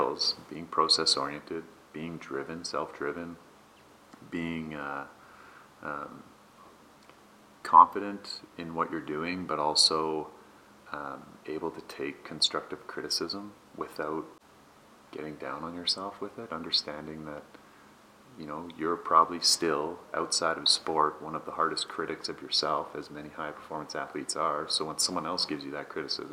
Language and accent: English; Vancouver, British Columbia, Canada; moved away as an adult; also born or lived in Toronto; the place where I grew up playing on Kitts Beach